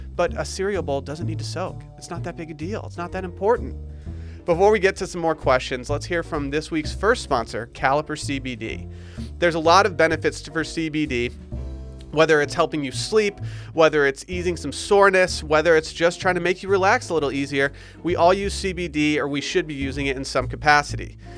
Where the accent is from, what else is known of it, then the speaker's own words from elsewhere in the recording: Harbor Springs, Michigan, United States; now in Austin, United States; my hometown of Harbor Springs, Michigan